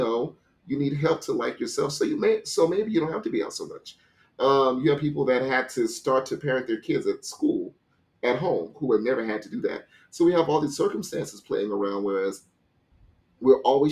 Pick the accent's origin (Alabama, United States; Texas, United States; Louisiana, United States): Louisiana, United States; I'm from Louisiana